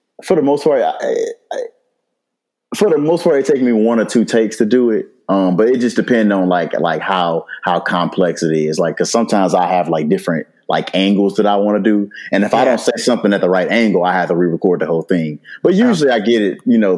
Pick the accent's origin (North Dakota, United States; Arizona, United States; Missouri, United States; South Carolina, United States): Missouri, United States; St. Louis; moved away as an adult; also born or lived in Norfolk, Virginia; now in Atlanta, United States; Born and raised in St. Louis, Missouri. I lived there